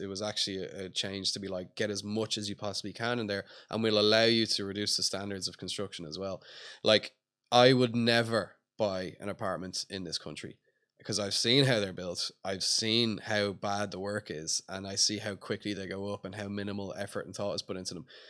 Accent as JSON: {"language": "English", "town": "Dublin", "region": "Leinster", "country": "Ireland", "tie": "born or raised there", "said": "I grew up around Portobello. I grew up in Rath Mines, went to school there, everything"}